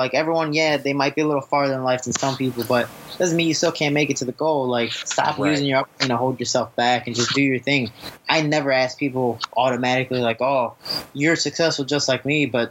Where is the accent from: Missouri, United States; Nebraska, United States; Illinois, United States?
Illinois, United States; Chicago; I was growing up deep in Chicago